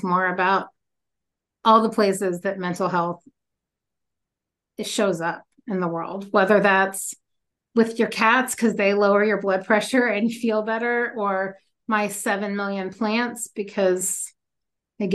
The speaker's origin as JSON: {"language": "English", "town": "Louisville", "region": "Kentucky", "country": "United States", "tie": "born or raised there", "moved": "yes", "said": "I grew up in Kentucky in Louisville"}